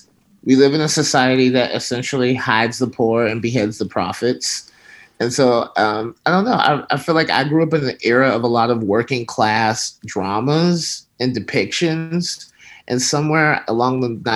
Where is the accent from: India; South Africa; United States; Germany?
United States; Alabama; moved away as an adult; now in California, United States; I grew up in Alabama. And then around 2001, 2002, I moved to California